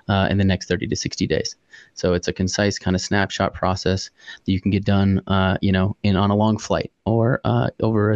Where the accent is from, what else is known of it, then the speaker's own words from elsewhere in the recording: Manitou Springs, Colorado, United States; now in Denver, United States; My dad moved out here about 40 years ago and started his life in Manitou Springs, where I grew up